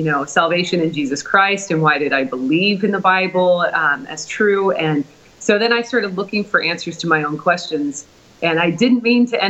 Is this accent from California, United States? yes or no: no; Portland, Oregon, United States; moved away; also born or lived in Oklahoma; Originally, I'm from Portland, Oregon